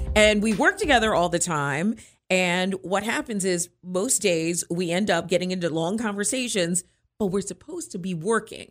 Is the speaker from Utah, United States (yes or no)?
no; Hyattsville, Maryland, United States; now in Frederick, United States; I'm from Frederick, Maryland, actually originally from Hyattsville, Maryland, um, but live in Frederick and have for many years